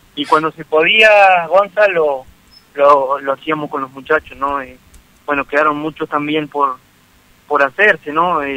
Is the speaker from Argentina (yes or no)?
yes; El Maitén, Chubut, Argentina; born or raised there